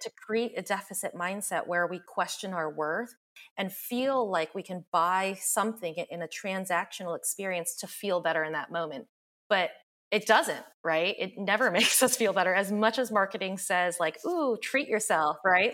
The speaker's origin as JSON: {"language": "English", "region": "the South", "country": "United States", "tie": "born or raised there", "said": "I grew up in the South"}